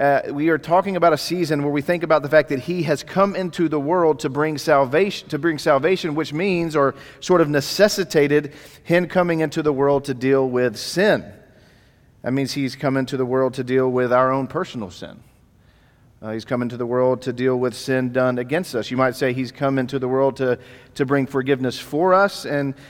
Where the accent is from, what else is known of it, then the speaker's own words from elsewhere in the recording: Dallas, Texas, United States; moved away; I'm actually from the Dallas area, so I grew up here in Dallas. Was born in Baylor Hospital in downtown Dallas